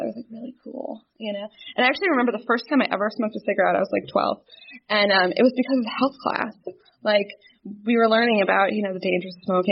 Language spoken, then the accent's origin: English; New Jersey, United States; I'm born and raised in New Jersey. I lived there my entire life